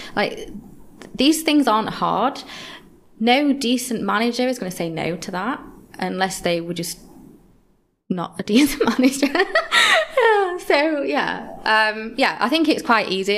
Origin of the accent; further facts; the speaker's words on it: Yorkshire and the Humber, United Kingdom; now in London, United Kingdom; when I first came to London, I'm from Yorkshire originally